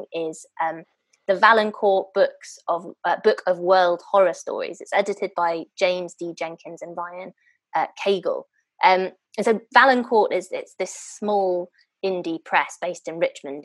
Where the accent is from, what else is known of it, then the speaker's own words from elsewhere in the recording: Varese, Lombardy, Italy; moved away; miss Italy even more, which is where I'm from